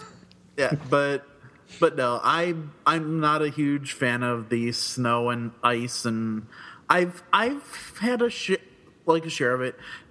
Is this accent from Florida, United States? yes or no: yes; Florida, United States; moved away; I'm originally from Florida